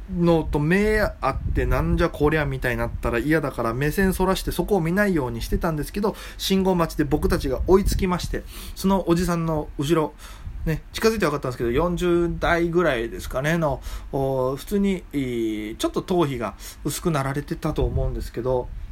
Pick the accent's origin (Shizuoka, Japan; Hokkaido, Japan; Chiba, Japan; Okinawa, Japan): Okinawa, Japan; moved away as an adult; now in Tokyo, Japan; 沖縄の人間